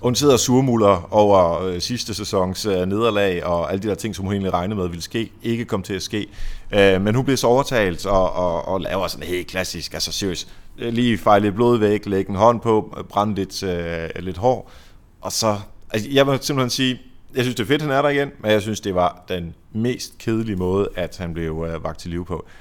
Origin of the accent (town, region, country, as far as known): Denmark